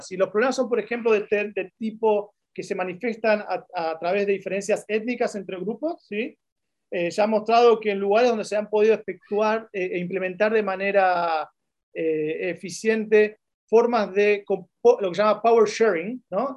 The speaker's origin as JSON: {"language": "Spanish", "country": "Argentina", "moved": "as an adult", "lives_now": "Chile", "said": "como argentino"}